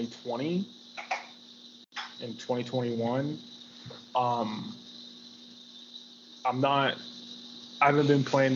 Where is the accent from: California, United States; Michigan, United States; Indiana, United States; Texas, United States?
Texas, United States; Dallas-Fort Worth Metroplex; So it's like Dallas-Fort Worth and all the surrounding cities, and I'm those surrounding cities